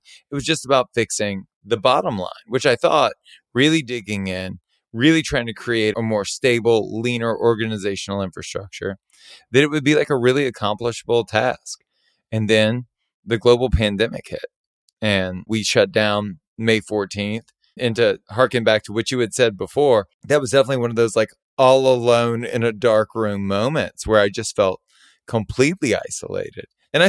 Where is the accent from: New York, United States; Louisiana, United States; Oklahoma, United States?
Louisiana, United States; Baton Rouge; But I felt like the hospitality industry and the concepts that I grew up with in Baton Rouge were desperately needed in Los Angeles at the time.